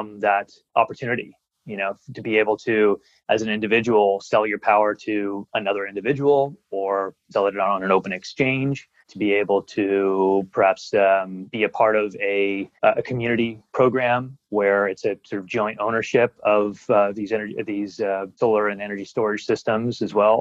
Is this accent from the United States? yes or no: no; Ontario, Canada; now in Australia; I'm from Canada